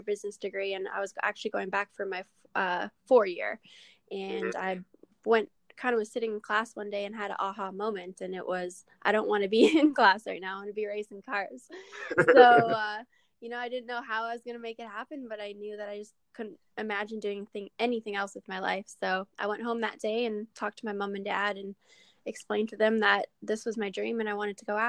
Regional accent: Canada; I'm a Canadian in an American sport

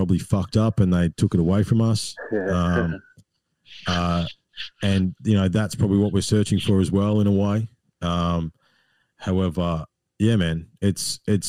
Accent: Australia; my role as an Australian

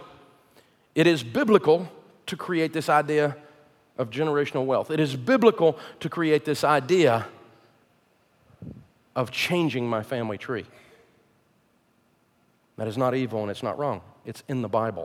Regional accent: the South, United States; I'm from the South

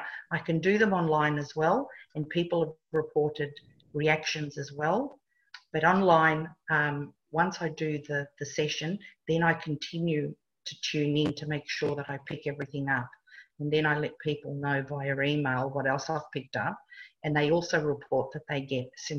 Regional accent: Italy; English is a second language; moved away; I'm Italian

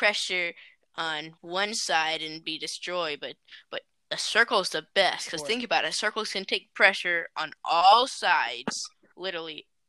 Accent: Detroit, Michigan, United States; born there; I was born in Detroit.

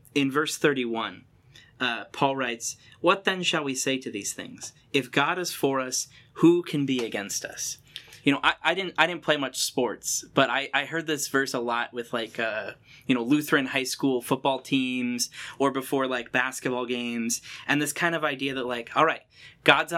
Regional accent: United States; growing up in America

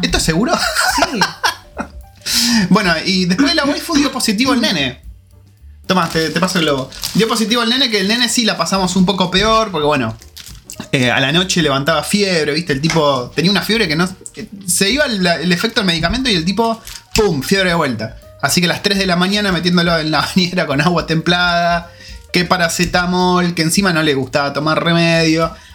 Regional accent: Argentina; now in New Zealand

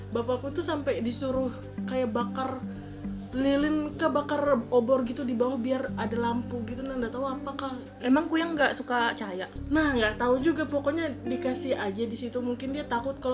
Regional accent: Kalimantan, Indonesia; kayak setiap kali aku bilang aku orang Kalimantan itu pasti orang itu ada yang bilang uh, bisa nyantet, mbak

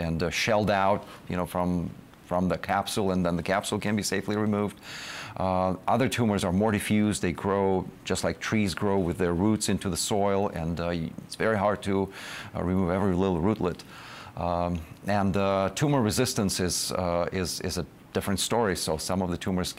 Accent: Russia; moved away as an adult; also born or lived in Israel; now in United States; I'm coming from Russia

